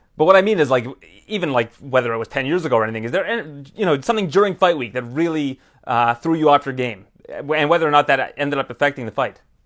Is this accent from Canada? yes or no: yes; Canada; as a Canadian